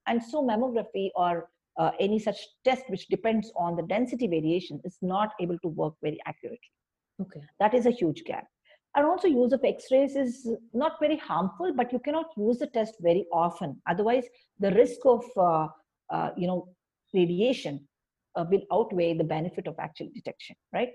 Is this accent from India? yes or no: yes; India; I always enjoy being an Indian